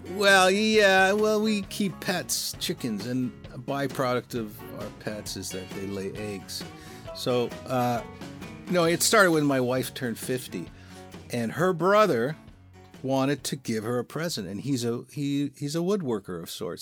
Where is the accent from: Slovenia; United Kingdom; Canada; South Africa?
Canada; Welland, Ontario; also born or lived in Toronto; we're from Welland. We grew up in Welland.